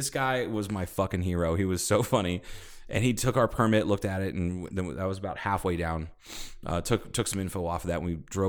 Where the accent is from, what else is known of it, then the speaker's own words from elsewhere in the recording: Mississippi, United States; Well, I'm from Mississippi.